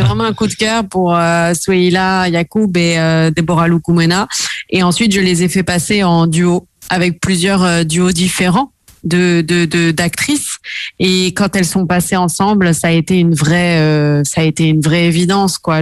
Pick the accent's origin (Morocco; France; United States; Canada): France; south of France; moved away as an adult; now in Paris, France; je suis originaire du sud de la France